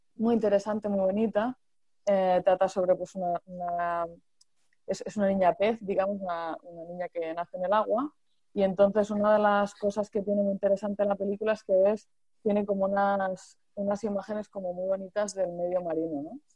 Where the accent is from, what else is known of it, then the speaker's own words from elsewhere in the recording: Murcia, Region of Murcia, Spain; yo soy de Murcia